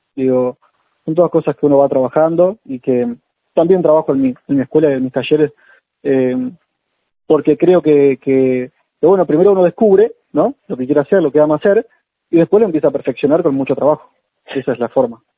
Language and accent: Spanish; Maldonado, Uruguay; moved away as an adult; now in Buenos Aires, Argentina; Yo soy uruguayo, me vine para acá en el 2006